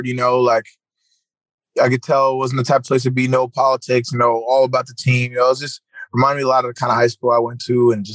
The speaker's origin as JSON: {"language": "English", "town": "Bridgewater", "region": "New Jersey", "country": "United States", "tie": "born or raised there", "moved": "yes", "lives_now": "Virginia, United States", "said": "I'm actually from Jersey. Grew up in Jersey, Central Jersey, by Bridgewater"}